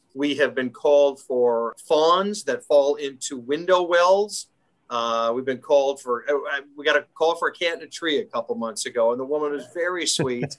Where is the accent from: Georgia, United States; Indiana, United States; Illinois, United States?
Illinois, United States; Schaumburg; I grew up in the Schaumburg area, so northwest suburbs.